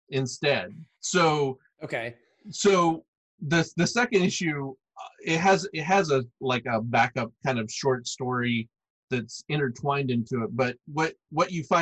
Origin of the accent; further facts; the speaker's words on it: Arkansas, United States; Like I grew up in Arkansas, out in the middle of the woods, right?